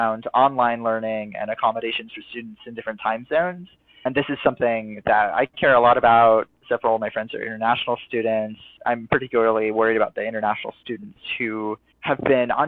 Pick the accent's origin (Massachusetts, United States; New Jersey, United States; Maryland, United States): Maryland, United States; Bethesda; moved away as an adult; also born or lived in Stanford, California; now in Berkeley, United States; I'm originally from the Washington, D.C. area, from Bethesda, Maryland. Grew up